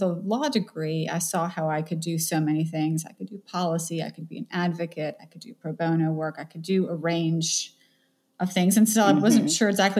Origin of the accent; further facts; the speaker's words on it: Atlanta, Georgia, United States; moved away as an adult; now in New Orleans, United States; I was born and raised in Atlanta